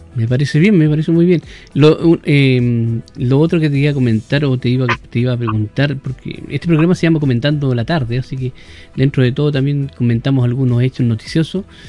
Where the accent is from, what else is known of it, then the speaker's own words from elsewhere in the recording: Quilpué, Valparaíso, Chile; yo soy parte de Quilpue